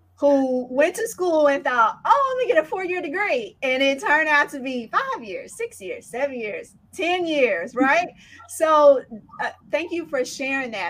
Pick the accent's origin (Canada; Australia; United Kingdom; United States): United States; Indianapolis, Indiana; I grew up in Indianapolis, Indiana